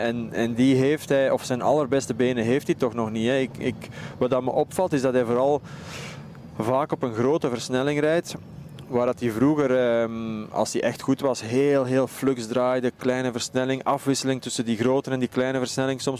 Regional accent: Belgium; als Belgen

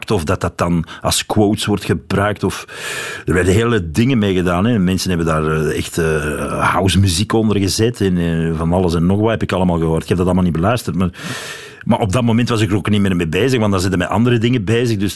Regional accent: Wevelgem, Flanders, Belgium; accent: Wevelgem dialect; moved away; Ik ben van Wevelgem, ja

